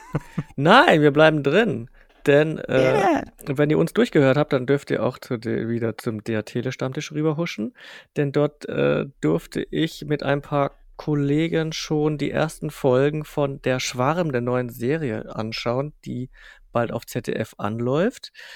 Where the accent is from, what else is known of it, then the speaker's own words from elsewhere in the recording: Bavarian provinces, Germany; wir kommen jetzt aus dem Kaff, also wirklich aus, aus, aus, aus jetzt nicht allertiefste bayerische Provinz, aber schon so bisschen Provinz